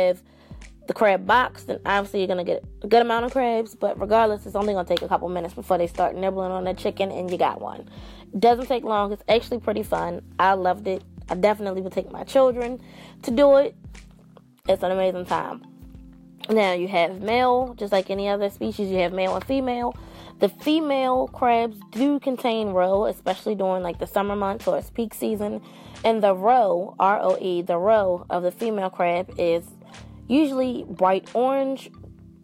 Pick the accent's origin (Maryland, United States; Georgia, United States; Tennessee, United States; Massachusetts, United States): Maryland, United States; my home state.